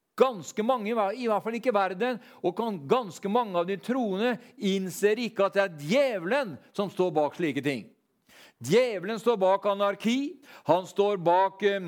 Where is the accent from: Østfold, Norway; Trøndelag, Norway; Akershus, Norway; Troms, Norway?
Østfold, Norway; Sarpsborg; Når vi var guttunger, så vokste vi opp eh, nede på Alvim